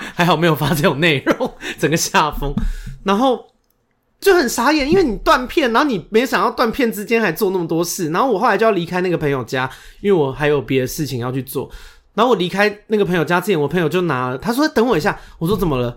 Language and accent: Chinese; Xindian, New Taipei, Taiwan; 我是台北人，我是新店人，新北市人，我从小到大没有去一零一跨过年的